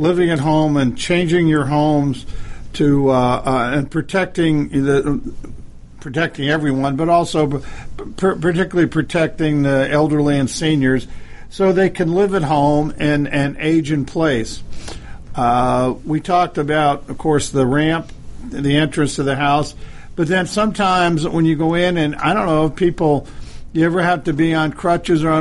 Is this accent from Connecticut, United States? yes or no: yes; Connecticut, United States; I grew up in Connecticut in the Connecticut area